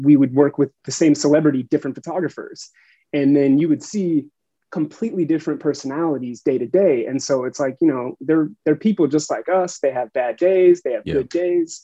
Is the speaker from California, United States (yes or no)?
yes; Huntington Beach, California, United States; I grew up in Huntington Beach